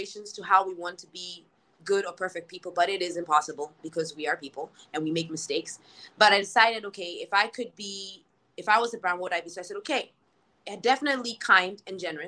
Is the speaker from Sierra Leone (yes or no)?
no; Ghana; when we come from Ghana